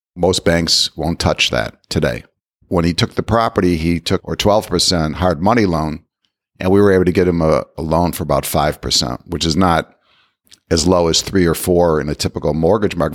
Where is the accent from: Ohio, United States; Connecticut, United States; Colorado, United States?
Ohio, United States; I grew up in Ohio